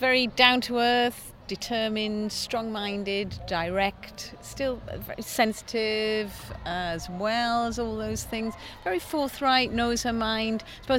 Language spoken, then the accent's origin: English; the Northeast, North East England, United Kingdom; I come from the Northeast